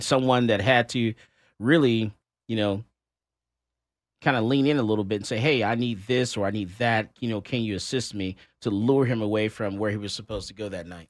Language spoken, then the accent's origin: English; Fort Lauderdale, Florida, United States; moved away; also born or lived in Miami; I was born in Fort Lauderdale, Florida, and also Miami